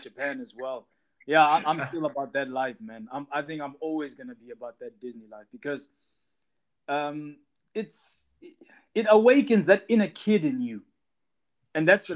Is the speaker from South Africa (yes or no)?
yes; South Africa; we South Africans